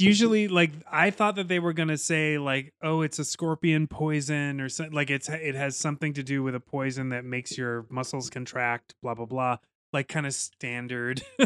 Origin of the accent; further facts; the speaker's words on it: United States; I'm an American